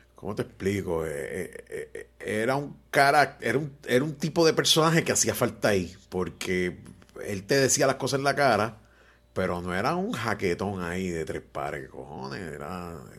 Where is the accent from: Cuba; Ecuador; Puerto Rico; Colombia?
Puerto Rico; como todo boricua inteligente